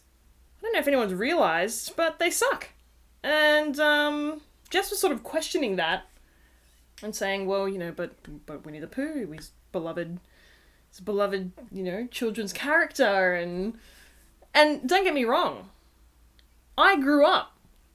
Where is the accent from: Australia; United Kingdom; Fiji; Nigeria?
Australia; accent: Australian; particularly from our accents, that we are doing this from Australia